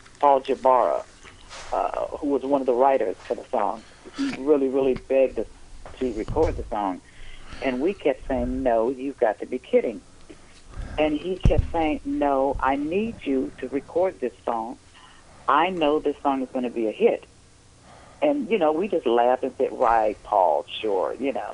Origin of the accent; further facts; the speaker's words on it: San Francisco, California, United States; I grew up in a church in San Francisco